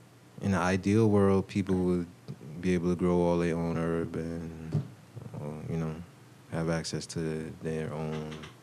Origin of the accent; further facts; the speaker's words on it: New York, United States; I'm from New York. I was born in New York.